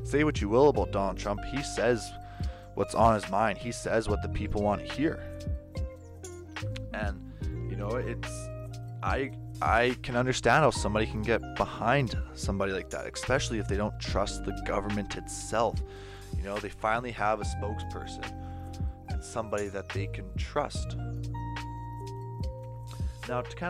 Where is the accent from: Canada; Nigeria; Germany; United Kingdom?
Canada; I'm from Canada